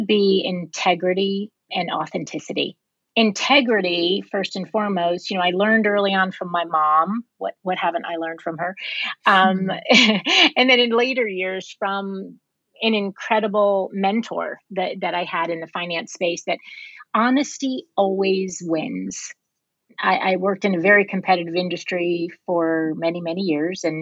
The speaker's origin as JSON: {"language": "English", "region": "New York", "country": "United States", "tie": "born or raised there", "moved": "as an adult", "lives_now": "California, United States", "said": "I was born and raised on the East Coast"}